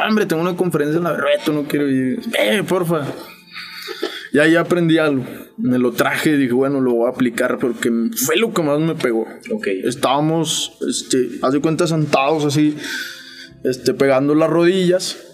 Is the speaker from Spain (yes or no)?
no; Saltillo, Coahuila, Mexico; Sí, soy de Saltillo.